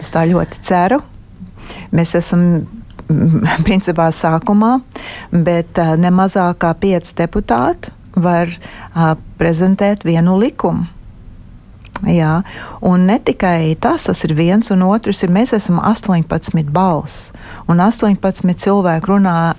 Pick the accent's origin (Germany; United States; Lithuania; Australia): United States; now in Latvia; uzaugot Amerikā